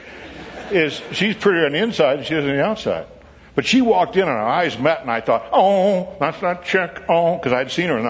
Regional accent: Williamsville, New York, United States; I grew up in Williamsville, New York, outside of Buffalo

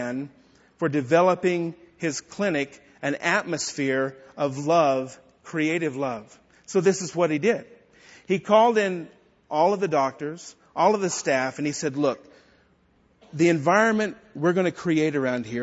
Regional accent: Texas, United States; accent: Texan; In my native tongue, my Texan tongue

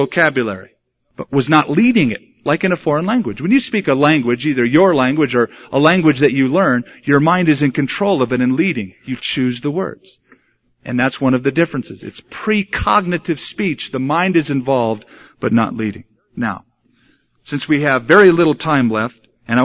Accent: United States; we were raised in America. We speak English

